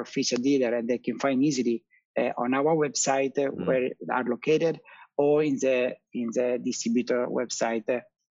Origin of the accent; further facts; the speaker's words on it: Italy; we are Italian, you know, very very superstitious.